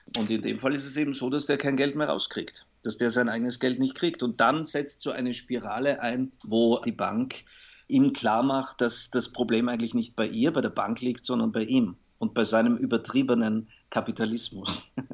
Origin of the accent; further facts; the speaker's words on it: Salzburg, Austria; moved away; ich bin in Salzburg aufgewachsen